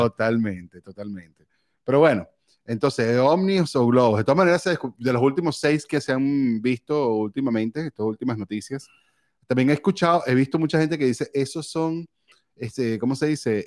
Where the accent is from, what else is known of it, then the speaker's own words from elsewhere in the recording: Valencia, Carabobo, Venezuela; moved away; Yo soy de Valencia.